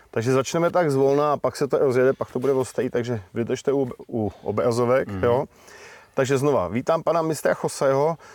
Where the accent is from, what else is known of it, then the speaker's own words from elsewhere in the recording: Bohemia, Czechia; Jsem z Čech.